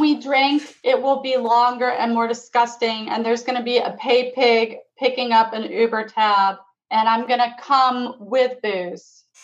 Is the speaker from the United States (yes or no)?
yes; Florida, United States; also born or lived in England; I'm from England. I grew up in Florida